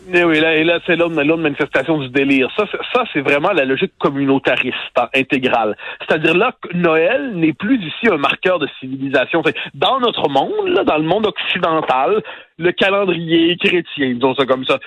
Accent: Quebec, Canada; on est des Québécois

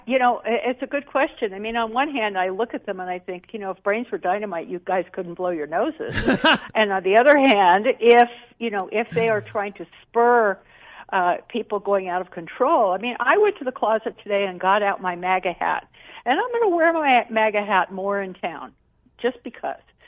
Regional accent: Jamaica; moved away; I grew up in Jamaica

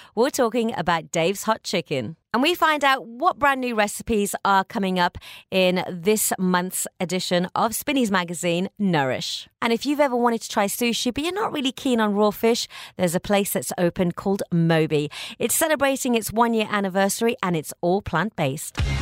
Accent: Birmingham, West Midlands, United Kingdom; now in Dubai, United Arab Emirates; I'm from Birmingham

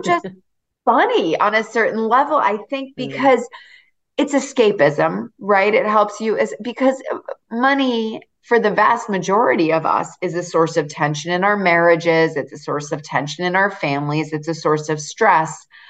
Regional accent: Massachusetts, United States; I grew up in a beach town in Massachusetts

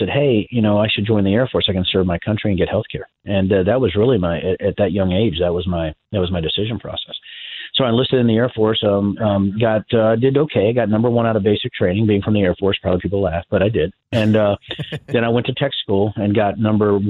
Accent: Virginia, United States; moved away; I was originally from Virginia, my dad was an electrician at the University of Virginia

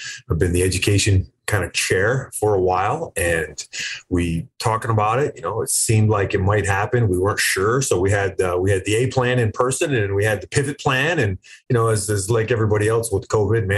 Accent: Florida, United States; I grew up in Florida

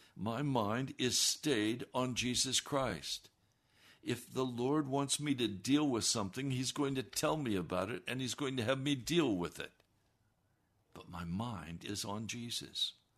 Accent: the West, United States; I was raised in the West

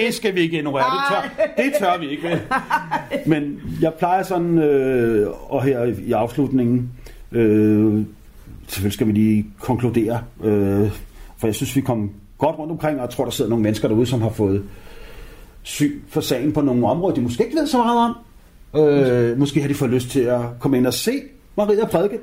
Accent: Copenhagen, Capital Region of Denmark, Denmark; jeg voksede op i København K

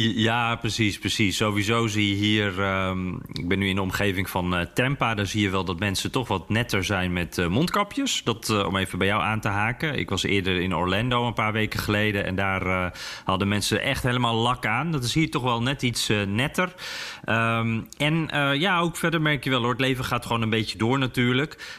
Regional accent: Netherlands; En dan zeg ik dus Nederland.

